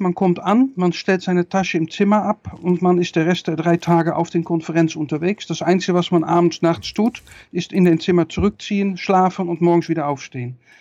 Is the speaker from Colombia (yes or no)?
no; Netherlands; ich bin Niederländer